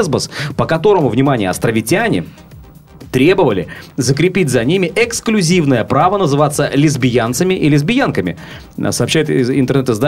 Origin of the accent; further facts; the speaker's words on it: Sevastopol, Ukraine; Как хорошо, что я севастополец.